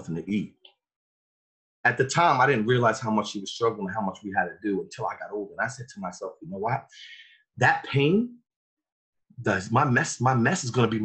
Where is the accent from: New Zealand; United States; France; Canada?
United States; New York City, New York; now in New Jersey, United States; the reason why I speak like this is I come from Brooklyn, New York